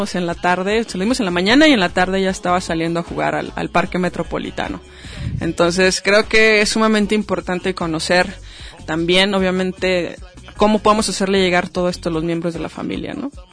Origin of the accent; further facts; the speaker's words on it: Mexico; nuestra cultura como mexicanos